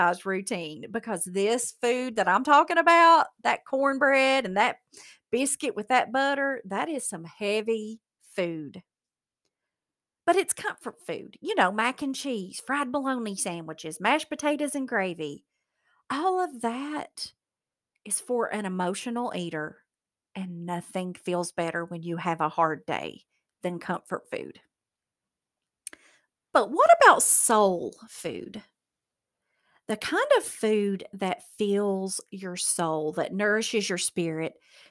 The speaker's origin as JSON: {"language": "English", "region": "Appalachian Mountains", "country": "United States", "said": "I'm from the Appalachian Mountains, so we have learned how to fry anything."}